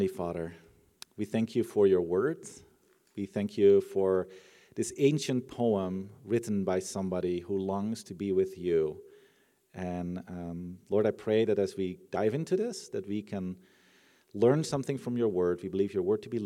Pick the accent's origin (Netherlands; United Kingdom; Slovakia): Netherlands; I'm from the Netherlands